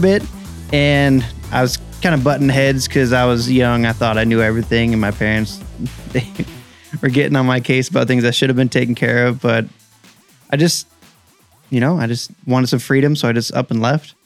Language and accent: English; Mariposa, California, United States; also born or lived in Central Coast, California; I'm from Mariposa, California. Uh, grew up there.